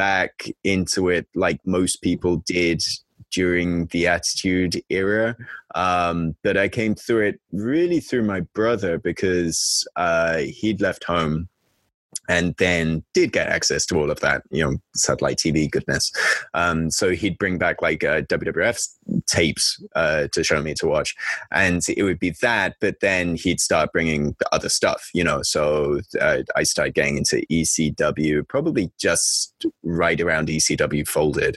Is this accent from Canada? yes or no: no; England, United Kingdom; now in Japan; I'm British